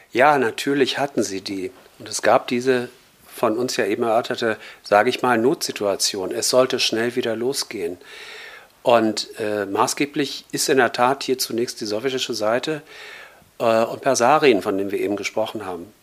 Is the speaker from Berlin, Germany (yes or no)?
yes; Berlin, Germany; ich bin 1960 in Westberlin geboren